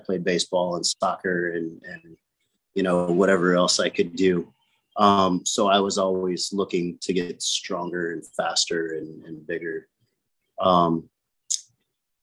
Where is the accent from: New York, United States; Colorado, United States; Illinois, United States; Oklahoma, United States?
Illinois, United States; moved away as an adult; now in Naples, United States; I grew up in Illinois